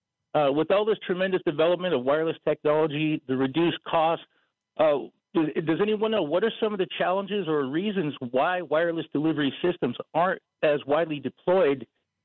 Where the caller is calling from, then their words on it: New Town, North Dakota, United States; I'm calling from Fort Berthold.